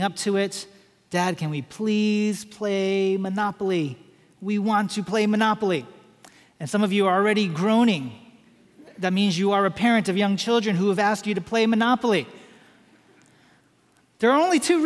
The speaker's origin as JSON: {"language": "English", "area": "Washington, D.C. area", "region": "Maryland side", "country": "United States", "tie": "born or raised there", "moved": "as an adult", "lives_now": "Atlanta, United States", "said": "We settled in the Washington, D.C. area on the Maryland side of town"}